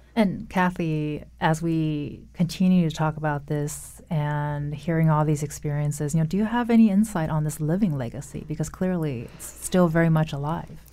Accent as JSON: {"language": "English", "region": "West Coast", "country": "United States", "moved": "yes", "said": "I'm from the West Coast"}